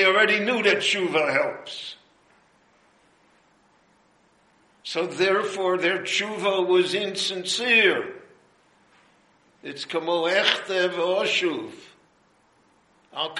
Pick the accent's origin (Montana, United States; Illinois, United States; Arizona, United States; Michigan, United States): Illinois, United States; Chicago; moved away as an adult; now in Jerusalem, Israel; when I grew up in Chicago, there was a big... large, vocal Jewish Communist Party